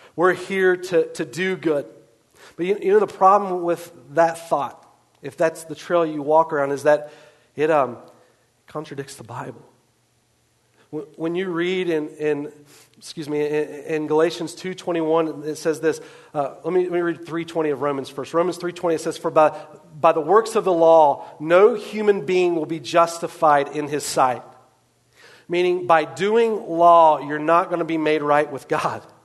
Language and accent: English; West Virginia, United States; I grew up in West Virginia.